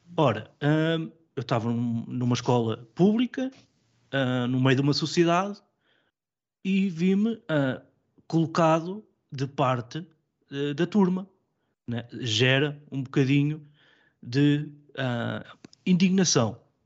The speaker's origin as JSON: {"language": "Portuguese", "town": "Coimbra", "region": "Centro", "country": "Portugal", "tie": "born or raised there", "said": "Sou natural de Coimbra"}